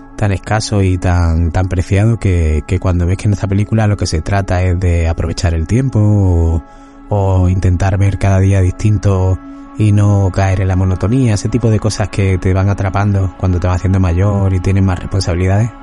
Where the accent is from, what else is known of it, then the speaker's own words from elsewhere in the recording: Málaga, Andalusia, Spain; yo también soy de Málaga